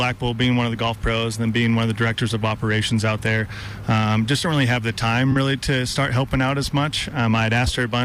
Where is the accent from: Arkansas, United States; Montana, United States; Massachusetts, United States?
Montana, United States; Bozeman; my hometown and in front of the home crowd